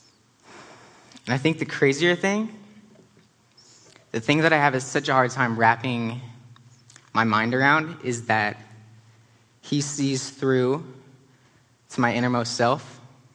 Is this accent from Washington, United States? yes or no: yes; Spokane, Washington, United States; also born or lived in Philadelphia; Spokane was an awesome place to grow up